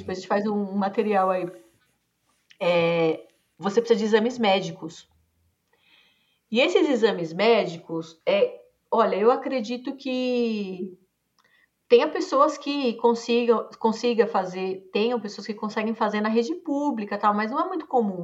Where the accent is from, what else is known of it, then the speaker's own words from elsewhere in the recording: Brazil; eu sou brasileira, nascida, criada, estudei aqui a vida toda.